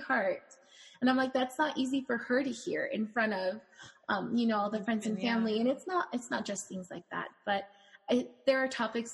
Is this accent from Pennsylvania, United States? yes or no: no; California, United States; now in Phoenix, United States; I live in Phoenix now, but I'm from California.